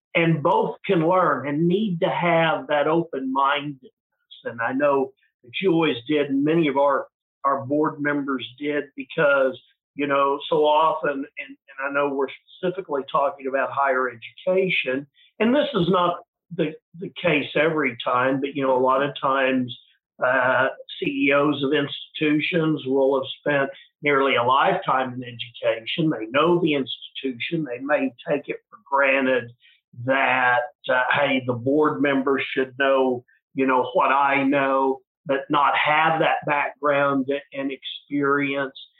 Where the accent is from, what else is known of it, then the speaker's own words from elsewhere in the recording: Oklahoma, United States; moved back to my hometown uh, ran for the oklahoma house of representatives